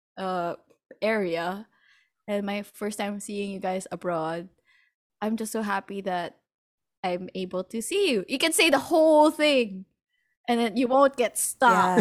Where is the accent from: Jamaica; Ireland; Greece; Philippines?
Philippines; I'm from the Philippines